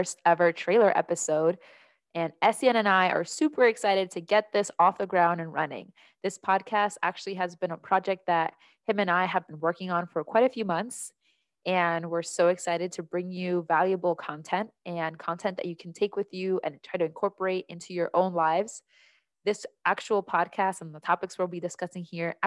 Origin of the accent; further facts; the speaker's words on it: New Jersey, United States; moved away as an adult; also born or lived in Washington State; now in Michigan, United States; I'm originally from New Jersey. That's where I grew up